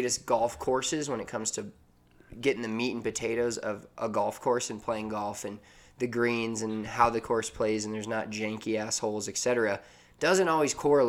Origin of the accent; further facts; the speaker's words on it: Denver, Colorado, United States; we're both from Denver.